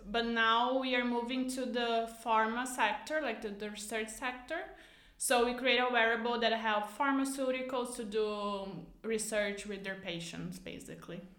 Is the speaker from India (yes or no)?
no; Canoas, Rio Grande do Sul, Brazil; English is a second language; moved away; I'm from Canoas, so it's like even a smaller city uh, directly from Porto Alegre